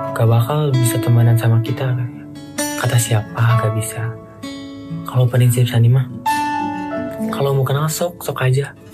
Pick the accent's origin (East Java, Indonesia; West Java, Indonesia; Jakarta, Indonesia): West Java, Indonesia; Sukabumi; bahasa Sunda itu ya bahasa Sunda kan di Sukabumi gitu di kampung di kampung kalau kalau Indonesianya di kampung aku